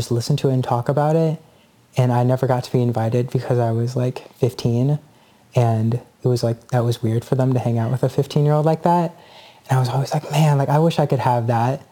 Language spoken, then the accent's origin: English; Indianapolis, Indiana, United States; now in Chicago, United States; growing up in Indianapolis